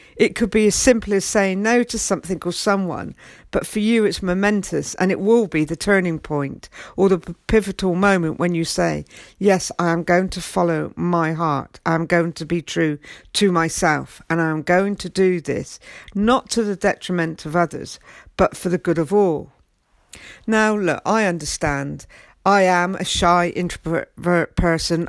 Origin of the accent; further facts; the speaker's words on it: England, United Kingdom; I'm English and I'm very proud to be English